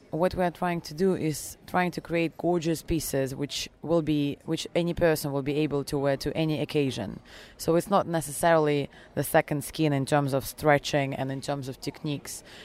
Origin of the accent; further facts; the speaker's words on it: Germany; also born or lived in Russia / England; Um, my background is I was born in Russia, however, raised uh, abroad in Germany and um, and uh, England.